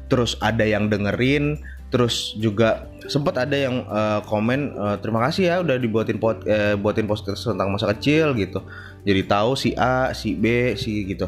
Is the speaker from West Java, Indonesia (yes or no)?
no; Jakarta, Indonesia; tapi masih masa kecil gue ada di Jakarta